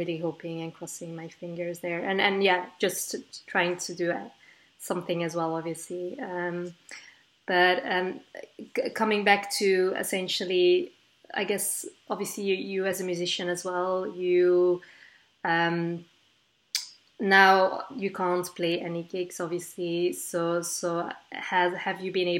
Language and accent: English; Belgium; moved away; I'm originally from Belgium